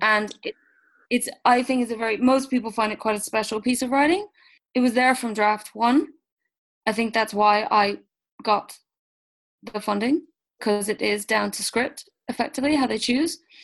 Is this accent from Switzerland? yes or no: yes; Switzerland; moved away; I grew up in Switzerland